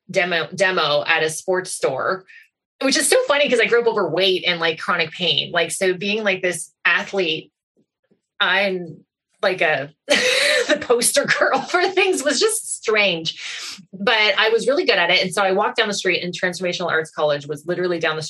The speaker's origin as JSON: {"language": "English", "town": "Goderich", "region": "Ontario", "country": "Canada", "tie": "born or raised there", "also_born_or_lived": "Toronto", "said": "move back to Goderich, my hometown from Toronto"}